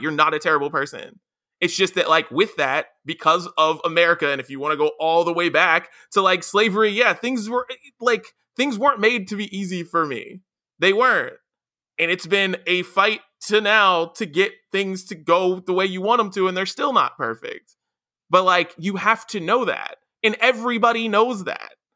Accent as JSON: {"language": "English", "region": "West Virginia", "country": "United States", "tie": "born or raised there", "said": "me growing up in West Virginia"}